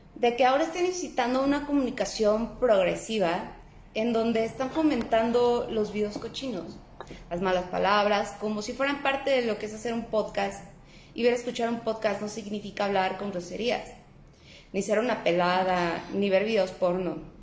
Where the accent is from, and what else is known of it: Mexico